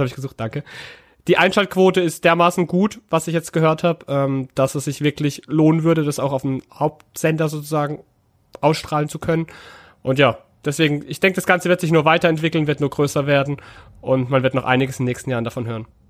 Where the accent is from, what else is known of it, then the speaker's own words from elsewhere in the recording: Karlsruhe, Baden-Württemberg, Germany; moved away; ich wirklich ja gebürtiger Karlsruher bin und auch schon seit Kind auch Fan